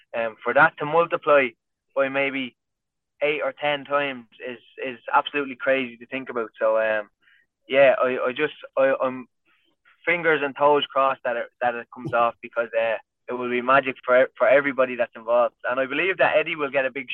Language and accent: English; County Kildare, Ireland; I'm from Kildare, which is just like 20 minutes outside Dublin